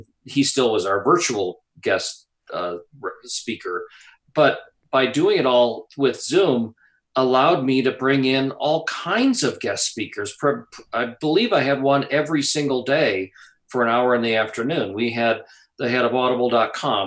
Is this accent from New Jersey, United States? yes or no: no; Wisconsin, United States; moved away; Growing up in Wisconsin